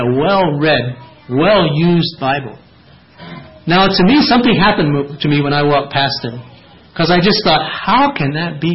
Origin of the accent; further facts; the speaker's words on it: Lancaster Conference, Lancaster area, Pennsylvania, United States; moved away; also born or lived in Dryden, Ontario; I was raised in Lancaster Conference